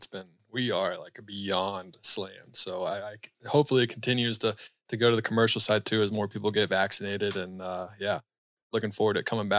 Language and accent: English; Charlotte, North Carolina, United States; I'm from Charlotte, so I'm a Panther fan.